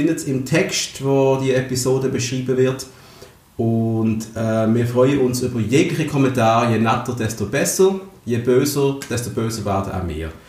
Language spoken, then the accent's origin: German; Basel, Basel-Stadt, Switzerland; Ich bin 36. Ich bin Basler